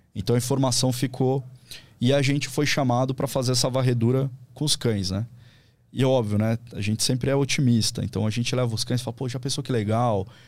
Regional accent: São Paulo, Brazil; moved away as an adult; also born or lived in Vale do Paraíba / Cruzeiro; eu sou de São Paulo, morei a vida toda, fui para lá por causa do, do concurso público

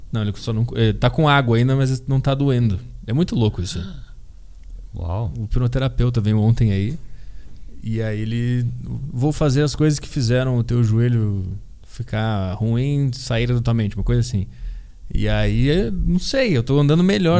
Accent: Porto Alegre, Rio Grande do Sul, Brazil; now in São Paulo, Brazil; me fez vir para São Paulo, que eu sou de Porto Alegre

